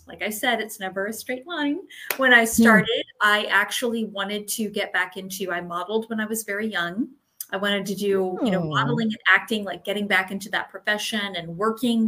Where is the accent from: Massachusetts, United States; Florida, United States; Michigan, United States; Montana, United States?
Florida, United States; also born or lived in Maryland; I was born in Maryland, but I was actually raised in Florida. So I do consider myself a Floridian